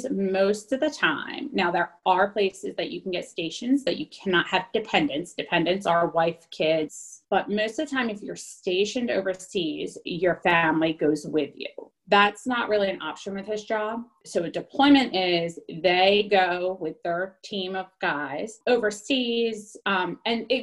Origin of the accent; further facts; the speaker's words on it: New Jersey, United States; moved away as an adult; also born or lived in California / Louisiana; now in Virginia, United States; I grew up in New Jersey and then I am a nurse and I went out to California um, to do some travel nursing